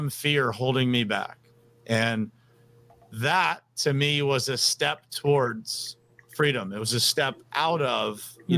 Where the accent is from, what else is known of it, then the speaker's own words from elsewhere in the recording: Uniontown, Pennsylvania, United States; moved away as an adult; also born or lived in South Florida; I was born and raised in Uniontown, Pennsylvania, which is just a small town outside of Pittsburgh.